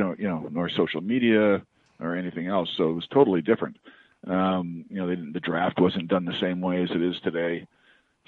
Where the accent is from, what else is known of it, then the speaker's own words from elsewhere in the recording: British Columbia, Canada; moved away as an adult; I grew up in British Columbia